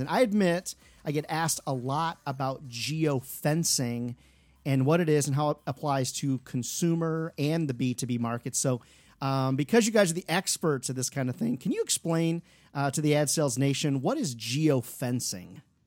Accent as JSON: {"language": "English", "region": "Iowa", "country": "United States", "tie": "born or raised there", "said": "Iowa boy here"}